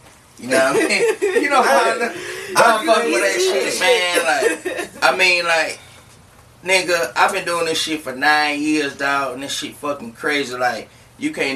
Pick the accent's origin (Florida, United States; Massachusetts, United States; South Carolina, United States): South Carolina, United States; Bell; I'm from Bell, South Carolina.